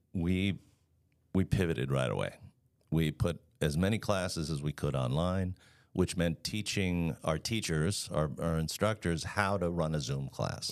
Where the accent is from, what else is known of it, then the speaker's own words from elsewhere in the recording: Long Island, New York, United States; also born or lived in Florida / Dallas, Texas; now in Chicago, United States; I'm originally from Long Island.